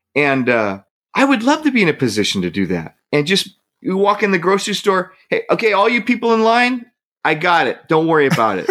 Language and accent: English; Hayward, California, United States; moved away; my hometown is Hayward. That's what I consider my hometown.